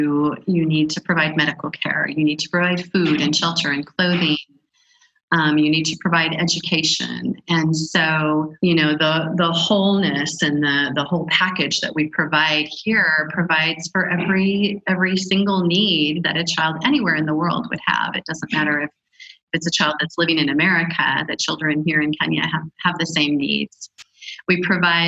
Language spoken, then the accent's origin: English; United States; moved away as an adult; also born or lived in Africa; as an American woman